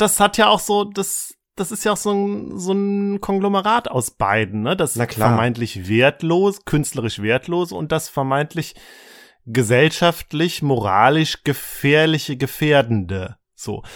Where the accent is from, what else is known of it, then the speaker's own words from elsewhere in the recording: Germany; bei uns in Deutschland